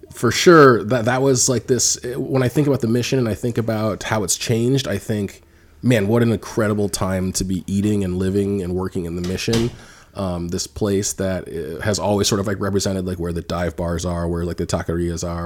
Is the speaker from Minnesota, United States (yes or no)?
no; Orange County, Southern California, United States; moved away as an adult; also born or lived in Berkeley; now in San Francisco, United States; I'm from Southern California.